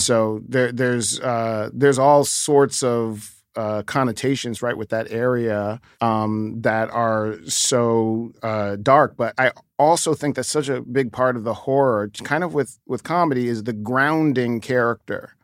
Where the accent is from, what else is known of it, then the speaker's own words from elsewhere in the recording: New York, United States; kid growing up in New York, I grew up ne-, next to a, a building called the Stratford Arms